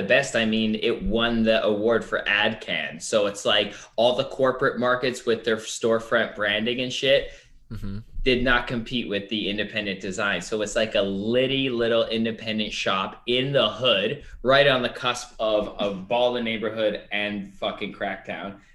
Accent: Canada; I am Canadian.

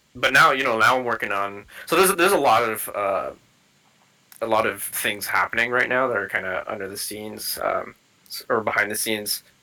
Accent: Canada; I'm from Canada.

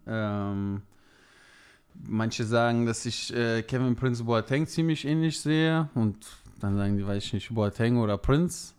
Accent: near Leverkusen, North Rhine-Westphalia, Germany; moved away as an adult; now in Mannheim area, Germany; aus meiner Heimat im Rheinland, in, äh, in, der Nähe von oder in der Umgebung von Leverkusen

